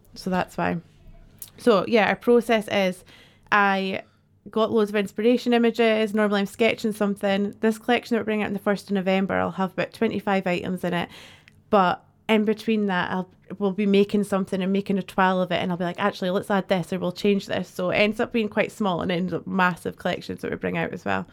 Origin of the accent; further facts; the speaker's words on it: Dundee, Scotland, United Kingdom; moved away as an adult; also born or lived in Edinburgh; I'm from Dundee originally